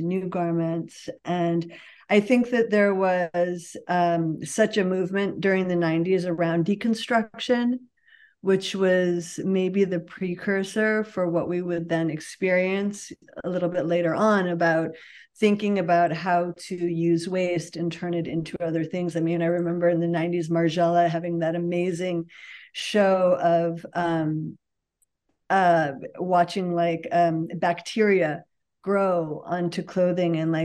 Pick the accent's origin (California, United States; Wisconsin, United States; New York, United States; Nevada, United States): New York, United States; Buffalo; moved away as an adult; I am originally from Buffalo, New York. I grew up there